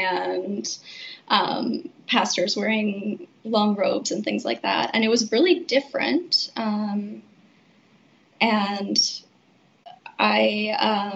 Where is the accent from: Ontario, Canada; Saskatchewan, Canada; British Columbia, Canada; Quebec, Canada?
Saskatchewan, Canada; Regina; I grew up in Regina